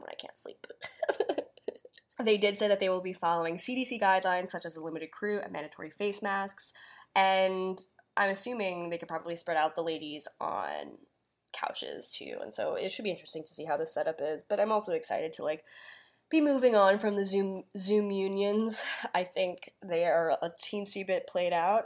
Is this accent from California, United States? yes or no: no; Long Island, New York, United States; I grew up on Long Island